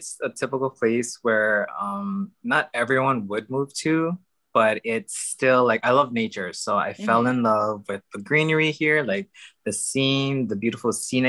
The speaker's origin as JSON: {"language": "English", "town": "Honolulu", "region": "Hawaii", "country": "United States", "tie": "born or raised there", "moved": "as an adult", "lives_now": "Seattle, United States", "said": "I am originally from Honolulu, Hawaii, which is on the island of Oahu, for those who don't know. I'm pretty much born and raised there"}